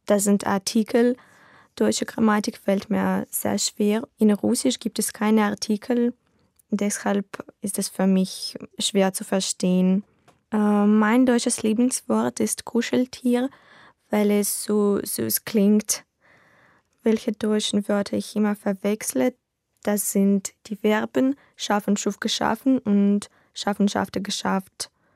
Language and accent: German; Novopolotsk, Vitebsk Region, Belarus; German is a second language; Ich komme aus Belarus, aus Novopolsk.